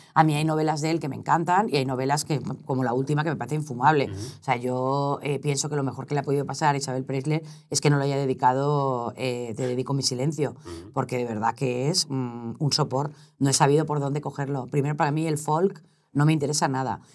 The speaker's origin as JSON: {"language": "Spanish", "town": "Valencia", "region": "Valencian Community", "country": "Spain", "also_born_or_lived": "Sueca", "moved": "yes", "lives_now": "Madrid, Spain", "said": "Es que los valencianos somos un poco así, ¿eh? soy valenciana"}